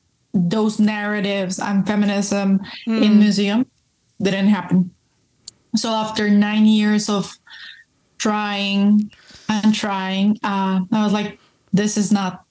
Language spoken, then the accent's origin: English; Colombia; first language Spanish; English is a second language; moved away as an adult; also born or lived in Mexico / Spain; now in United States; I was born, raised, everything in Colombia, as you can see. So Spanish is my first language